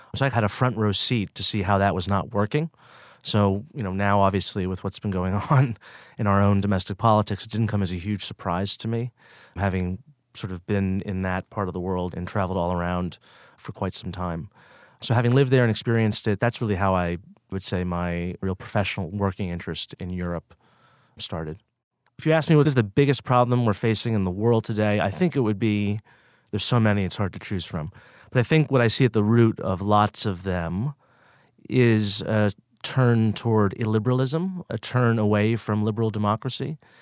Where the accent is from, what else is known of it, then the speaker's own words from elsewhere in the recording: outside of Boston, Massachusetts, United States; I grew up outside of Boston, Massachusetts